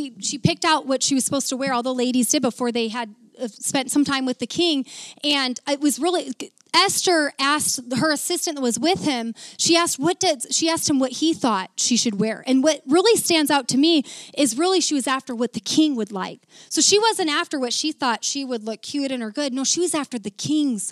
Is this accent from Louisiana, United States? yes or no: no; Mason City, Iowa, United States; moved away; my hometown in Mason City, Iowa